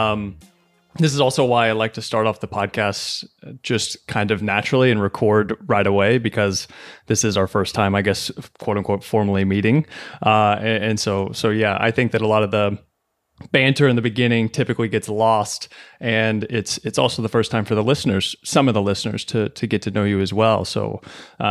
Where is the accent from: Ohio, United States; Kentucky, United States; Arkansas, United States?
Kentucky, United States; moved away as an adult; now in New York City, United States; I was born and raised in Kentucky.